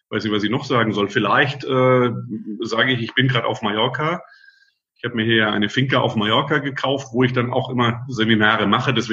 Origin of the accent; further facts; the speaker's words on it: Friedrichshafen, Baden-Württemberg, Germany; und eigentlich komme ich vom Bodensee, bin gebürtiger Schwabe aus Friedrichshafen.